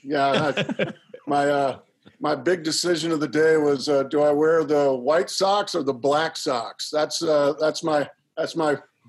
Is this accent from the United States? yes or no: yes; Orange County, California, United States; moved away; also born or lived in San Diego; growing up in Orange County